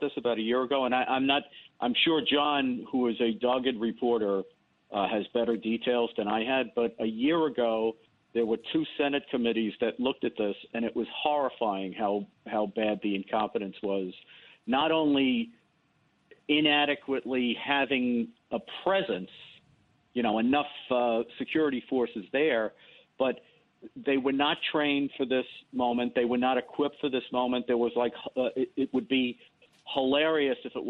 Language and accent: English; New York City, New York, United States; I grew up in the South Bronx, in the Bronx, and went to school in the South Bronx in the 60s and 70s.